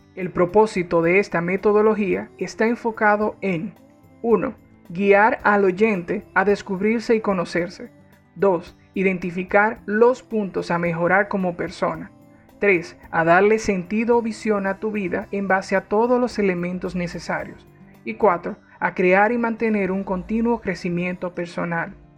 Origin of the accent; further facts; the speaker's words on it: Dominican Republic; also born or lived in Spain; Soy dominicano y tengo 29 años de edad